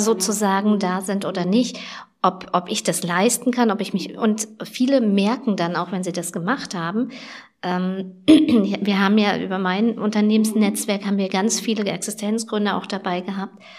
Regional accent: Schaumburg, Lower Saxony, Germany; bei uns in Schaumburg

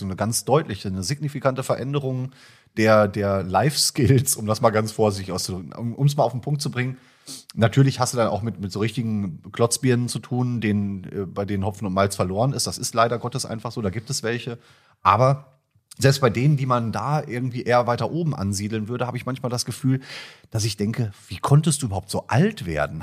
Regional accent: Iserlohn, North Rhine-Westphalia, Germany; Meine Heimatstadt ist ja Iserlohn eigentlich. Mhm. Ich komme aus dem Sauerland

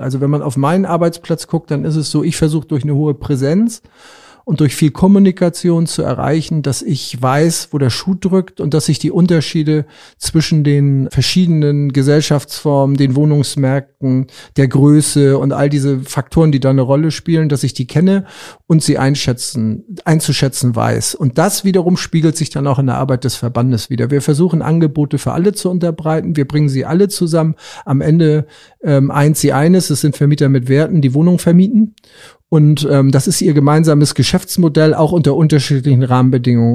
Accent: Rendsburg, Schleswig-Holstein, Germany; meinen Heimatort Rendsburg

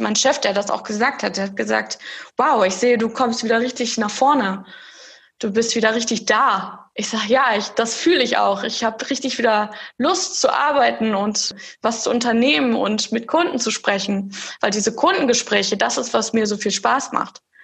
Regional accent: Germany; moved away as an adult; also born or lived in Eindhoven, Netherlands; now in Netherlands; habe bis zu meinem, zu dieser Ausbildung in Deutschland gelebt, also bis zu meinem 18., 19. Lebensjahr

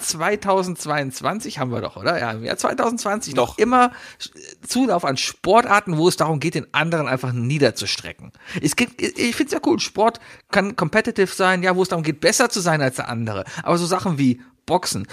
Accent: Germany; als Deutsche

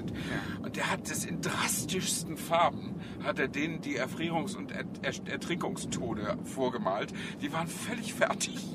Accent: Flensburg, Schleswig-Holstein, Germany; ich stamme ja aus Flensburg äh, und in den, die Flensburger Förde war in meiner Jugend auch ein, zweimal zugefroren

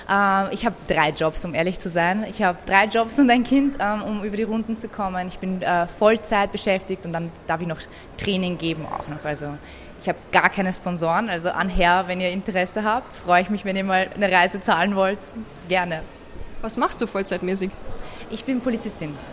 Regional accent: Austria; dort wird man nicht als ähm, Österreicher akzeptiert und im Iran wirst du nie als äh, Iraner akzeptiert, weil du hast ja diesen europäischen Akzent und bist ja aus Europa

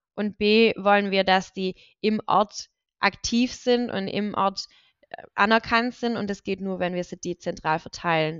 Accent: Reichenbach im Täle, Baden-Württemberg, Germany; now in Schlat, Germany; bin in Reichenbachheim-Täle groß geworden und ähm, das sind, ist ein Teilort von der Gemeinde Deggingen

